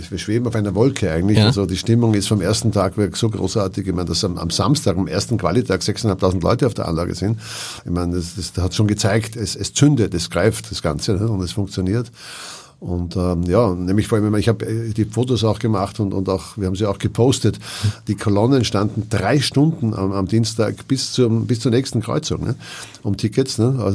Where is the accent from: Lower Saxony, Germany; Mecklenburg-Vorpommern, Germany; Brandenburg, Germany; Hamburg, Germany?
Hamburg, Germany; Ich will ja in meiner Heimatstadt Hamburg spielen.